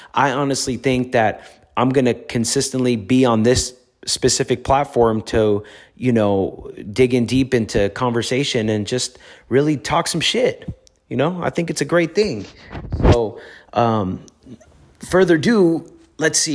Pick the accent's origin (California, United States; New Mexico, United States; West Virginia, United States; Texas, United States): California, United States; Los Angeles; I grew up in the streets of Los Angeles